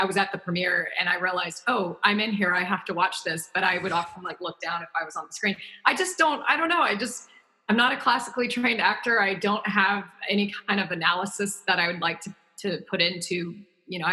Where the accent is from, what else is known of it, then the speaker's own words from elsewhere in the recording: the South, United States; me growing up in the South